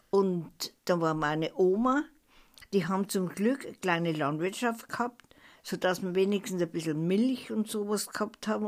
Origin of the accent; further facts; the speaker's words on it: Ebnat, Baden-Württemberg, Germany; born there; in Ebnat, im Überdamm, in dem alten Prahlerhaus bin ich geboren.